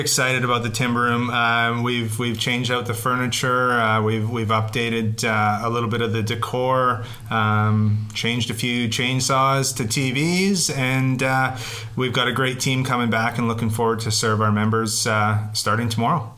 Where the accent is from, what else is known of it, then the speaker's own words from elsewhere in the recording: British Columbia, Canada; as British Columbians